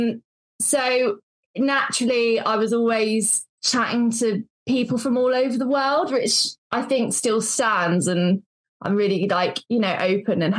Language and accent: English; Devon, South West England, United Kingdom; also born or lived in Cornwall; I grew up in Devon for the first 18 years of my life, and then moved over the border to Cornwall.